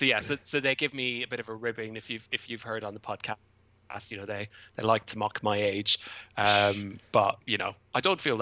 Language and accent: English; Ireland; moved away as an adult; now in Kent, United Kingdom; where I live and have been living for the last 10 years. But I'm originally from Ireland, moved to the UK coming up on 14 years ago, I think now. So I'm sort of a man of two countries